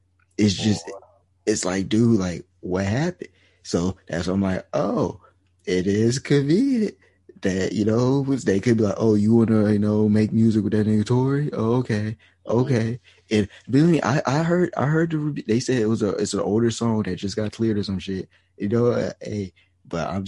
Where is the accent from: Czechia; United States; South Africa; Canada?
Canada; being from Canada